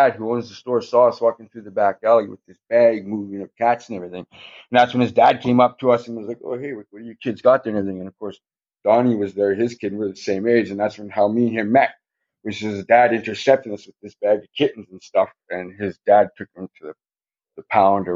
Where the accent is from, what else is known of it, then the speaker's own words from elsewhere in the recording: Thunder Bay, Ontario, Canada; We grew up in Thunder Bay